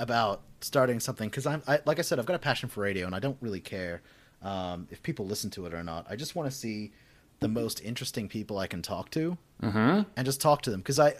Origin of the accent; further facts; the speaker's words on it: Western Australia, Australia; I would say I grew up in suburbs in Western Australia.